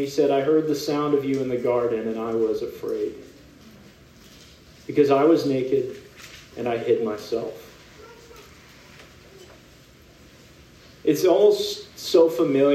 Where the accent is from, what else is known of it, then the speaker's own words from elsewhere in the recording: California, United States; now in San Diego, United States; I am from California, born and raised in a pretty hot part of California